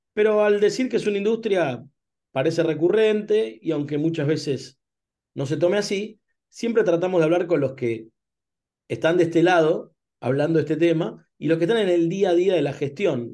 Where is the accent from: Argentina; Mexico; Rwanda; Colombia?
Argentina; como argentinos